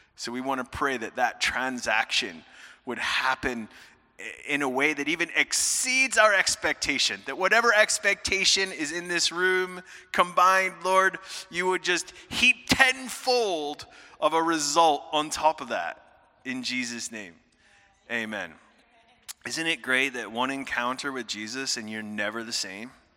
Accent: United States; moved away as an adult; now in Scotland; I am originally American.

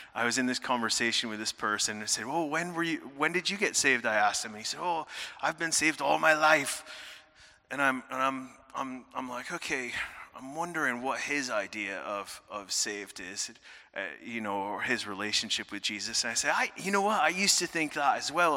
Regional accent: United States; moved away as an adult; now in Scotland; I am originally American.

